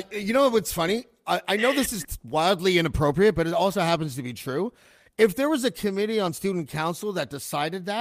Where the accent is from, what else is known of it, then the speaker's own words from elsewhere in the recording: Whitby, Ontario, Canada; moved away as an adult; also born or lived in Montreal; And then I was like 4 months old or something in Whitby. And that's where I stayed until I was 20